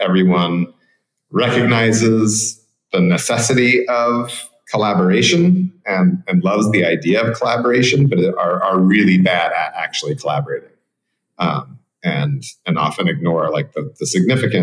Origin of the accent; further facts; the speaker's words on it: Portland, Oregon, United States; moved away as an adult; now in Guanacaste, Costa Rica; I come from Cascadia, which is Portland, Oregon, where I was born and raised. And I now live in Guanacaste on the west coast of Costa Rica